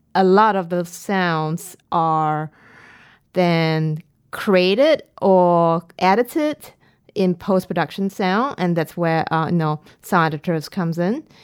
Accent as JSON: {"language": "English", "country": "Singapore", "tie": "born or raised there", "said": "I'm from Singapore"}